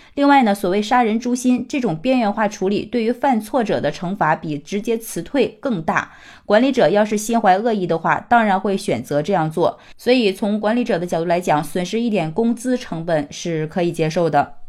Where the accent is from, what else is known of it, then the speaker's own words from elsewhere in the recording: China; 我们中国人